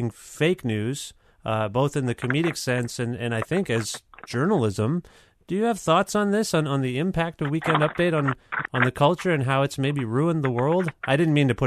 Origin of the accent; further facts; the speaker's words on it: Canada; also born or lived in Guelph, Ontario; I'm Canadian as well.